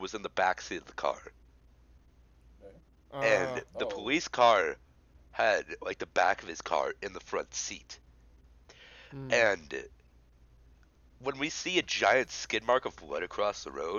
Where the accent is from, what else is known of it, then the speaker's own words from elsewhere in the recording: Wisconsin, United States; I am from Wisconsin.